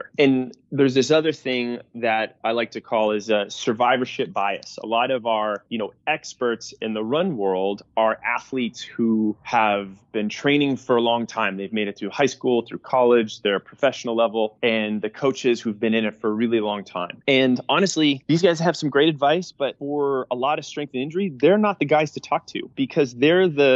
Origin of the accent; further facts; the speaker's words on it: New England, United States; I grew up in New England